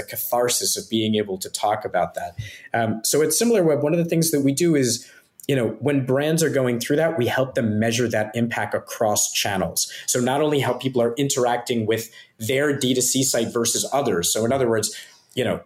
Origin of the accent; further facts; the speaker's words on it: Philadelphia, Pennsylvania, United States; moved away as an adult; now in Singapore; I grew up in Philadelphia